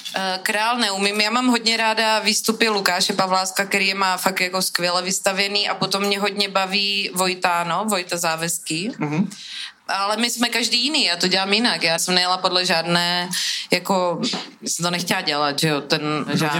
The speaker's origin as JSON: {"language": "Czech", "town": "Brno", "region": "South Moravian Region", "country": "Czechia", "said": "jsem z Brna"}